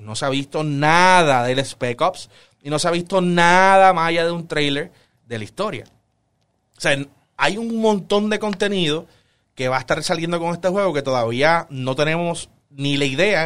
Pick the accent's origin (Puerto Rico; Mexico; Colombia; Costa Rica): Puerto Rico; nosotros somos puertorriqueños, vivimos en Puerto Rico